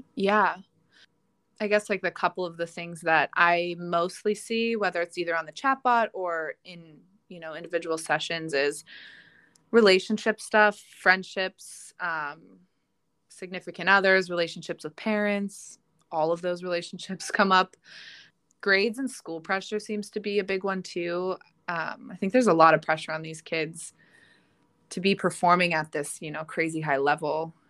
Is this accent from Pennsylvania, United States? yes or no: yes; Pittsburgh, Pennsylvania, United States; I am born and raised in Pittsburgh